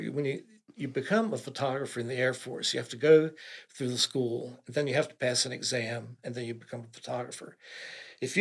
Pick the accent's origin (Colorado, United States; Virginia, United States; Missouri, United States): Virginia, United States; Eastern Shore; I grew up on the Eastern Shore, pretty sheltered existence, didn't travel a whole lot